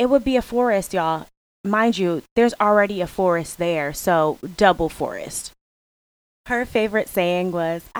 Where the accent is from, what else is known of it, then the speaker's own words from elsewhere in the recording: Hartford, Connecticut, United States; I am from the East Coast, New England, well, Hartford, Connecticut to be exact